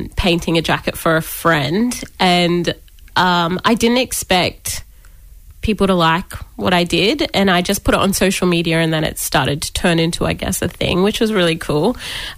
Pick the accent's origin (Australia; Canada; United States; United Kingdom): Australia; Brisbane, Queensland; also born or lived in Toomala (Gomori people); We're from Toomala, but I've lived in Brisbane pretty much my whole life. So I've been a Brizzy girl through and through